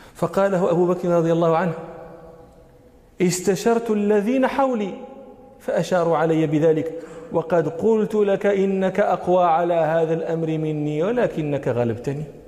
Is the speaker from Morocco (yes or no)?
yes; Morocco; عندنا في المغرب